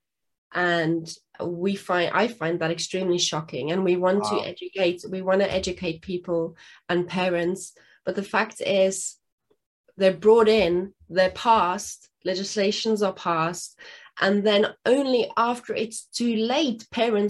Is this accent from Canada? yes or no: no; South Africa; English is a second language; now in England; I'm originally from South Africa